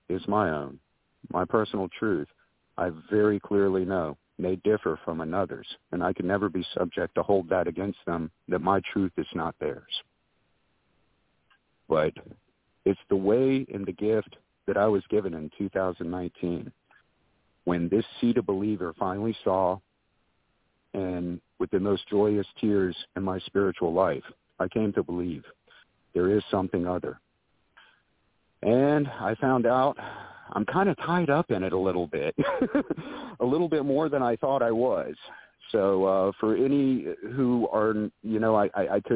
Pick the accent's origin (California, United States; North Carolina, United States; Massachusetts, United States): North Carolina, United States; I was born and raised here in the Carolinas